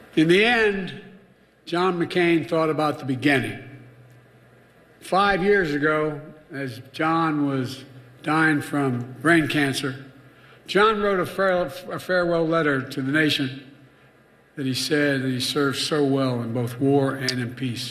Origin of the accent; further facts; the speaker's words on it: Philadelphia, Pennsylvania, United States; moved away; I'm from Philadelphia.